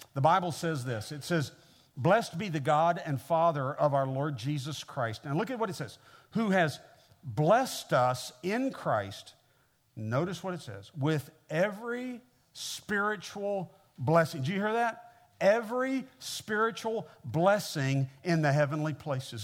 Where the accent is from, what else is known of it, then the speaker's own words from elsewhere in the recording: Kansas City, Missouri, United States; moved away as an adult; now in Mississippi, United States; I grew up in the Midwest. I grew up in Kansas City, uh, Missouri